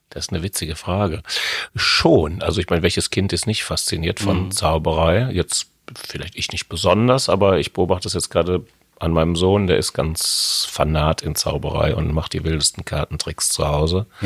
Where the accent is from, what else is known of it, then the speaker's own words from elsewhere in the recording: Hamm, North Rhine-Westphalia, Germany; Nein, ich komme aus {S1} Hamm in Westfalen. Die einen sagen östliches Ruhrgebiet, die anderen sagen Lippe